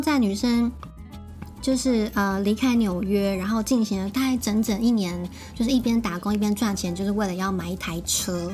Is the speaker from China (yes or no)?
no; Keelung, Taiwan; moved away as an adult; now in Tokyo, Japan; 因为我是基隆人